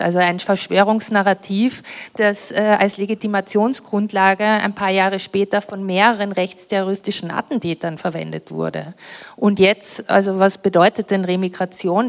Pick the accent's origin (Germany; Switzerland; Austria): Austria; Villach, Carinthia; ich komme ja aus Kärnten, ich bin in Kärnten aufgewachsen